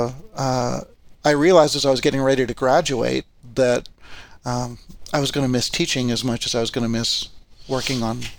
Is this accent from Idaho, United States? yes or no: yes; Boise, Idaho, United States; also born or lived in California; I did most of my growing up in Boise